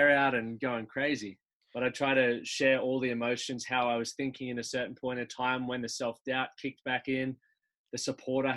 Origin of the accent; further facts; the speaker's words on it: Toowoomba, Queensland, Australia; now in Brisbane, Australia; I grew up in Toowoomba, and we have always lived on like a biggish sort of bit of land.